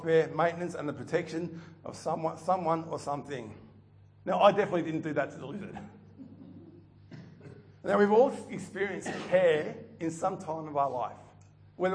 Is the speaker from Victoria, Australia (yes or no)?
yes; Melton, Victoria, Australia; I grew up in Melton, which for those who know it now, is built up a little bit